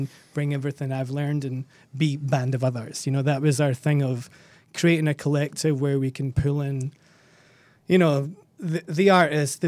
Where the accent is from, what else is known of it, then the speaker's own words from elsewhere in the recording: Scotland, United Kingdom; also born or lived in Australia; now in Los Angeles, United States; I'm Scottish.